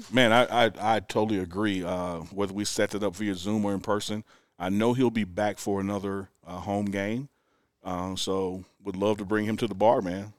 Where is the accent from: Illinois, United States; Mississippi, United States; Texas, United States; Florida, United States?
Mississippi, United States; moved away as an adult; now in Boulder, United States; I'm from Mississippi